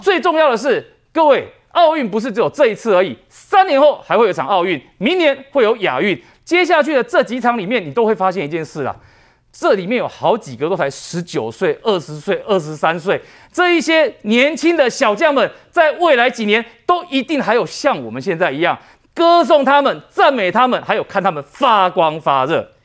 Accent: Taiwan; 因为我们台湾人要比如来这个去拔杯，熊熊要拔那个snap，拔得醒杯嘛

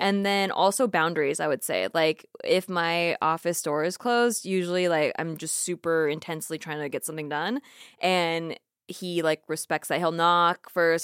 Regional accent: Santa Barbara, California, United States; grew up in Santa Barbara, like a beach town

